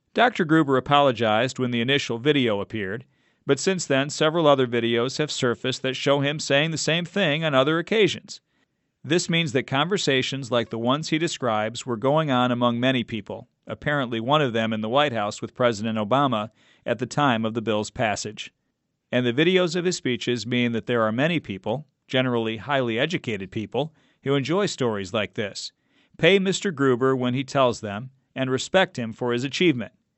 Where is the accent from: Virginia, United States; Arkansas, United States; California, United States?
Arkansas, United States; moved away; my home state of Arkansas